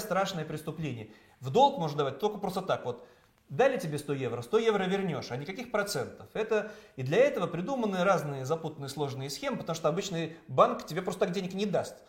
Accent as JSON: {"language": "Russian", "region": "Saint Petersburg", "country": "Russia", "tie": "born or raised there", "said": "моего родного Петербурга"}